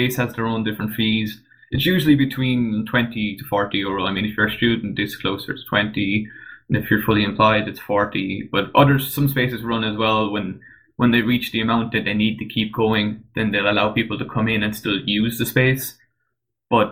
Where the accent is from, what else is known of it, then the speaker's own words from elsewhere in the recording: County Waterford, Ireland; moved away as an adult; now in Cork, Ireland; I'm actually from Waterford, not Waterford City now, but the county. And then when I went when I went to college, then I moved to Cork